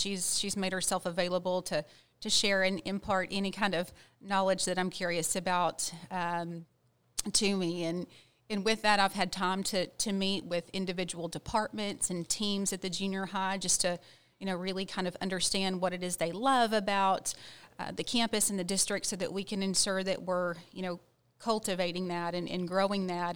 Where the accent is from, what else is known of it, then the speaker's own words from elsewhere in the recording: Ranger, Texas, United States; I grew up in Ranger, Texas.